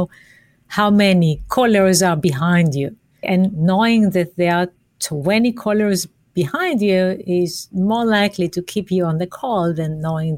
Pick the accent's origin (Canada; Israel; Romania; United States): Israel; moved away; I'm from Israel